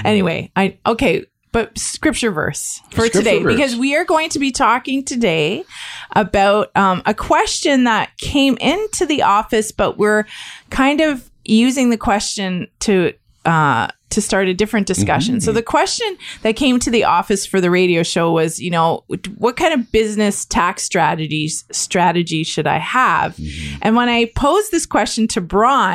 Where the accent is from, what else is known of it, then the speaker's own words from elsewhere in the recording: Niagara, Ontario, Canada; I grew up in Niagara